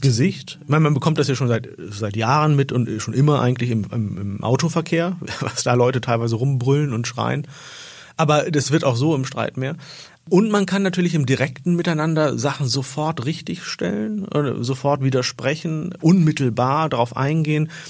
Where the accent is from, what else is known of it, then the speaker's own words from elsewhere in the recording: Hollern-Twielenfleth, Lower Saxony, Germany; moved away; also born or lived in Oldenburg / Islamabad / Istanbul / Vienna; Ich bin in Deutschland geboren und in einem Dorf, das Holland-Wielenfleet heißt, in Norddeutschland groß geworden